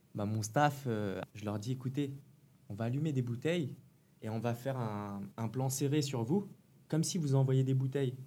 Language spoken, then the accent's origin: French; Paris, Île-de-France, France; moved away; also born or lived in Nantes; je suis de Paris 13e, comme vous